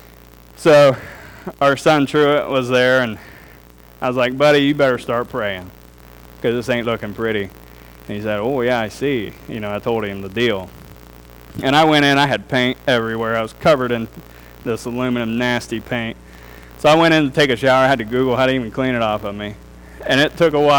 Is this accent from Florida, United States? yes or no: no; Darke County, Ohio, United States; also born or lived in Germantown; I grew up in Dark County